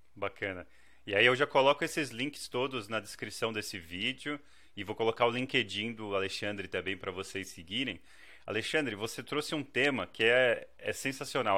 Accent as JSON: {"language": "Portuguese", "country": "Brazil", "also_born_or_lived": "China", "moved": "yes", "lives_now": "Canada", "said": "sou essencialmente do Brasil"}